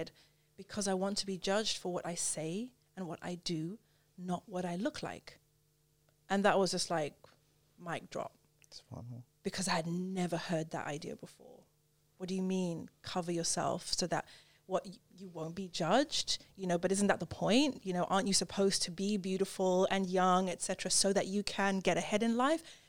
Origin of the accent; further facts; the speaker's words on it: Zimbabwe; also born or lived in United Kingdom; I grew up in Zimbabwe